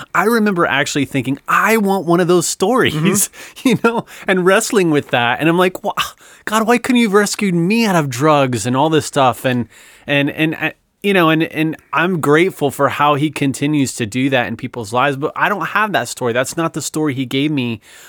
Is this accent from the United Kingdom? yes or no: no; Ohio, United States; Now, mind you, I'm growing up in North Central Ohio. So this is, you know, three time zones, I think, away.